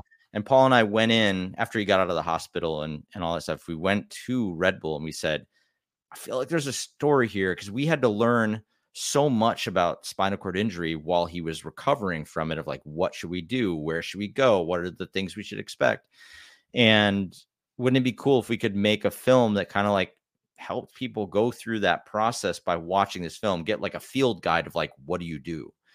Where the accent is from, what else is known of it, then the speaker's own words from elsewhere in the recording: Wisconsin, United States; I grew up in Wisconsin